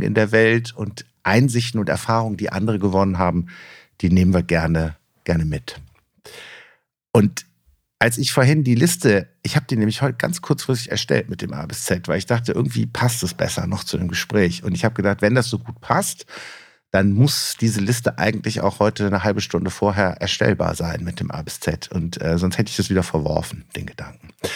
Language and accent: German; Rhineland, Germany; als Rheinländer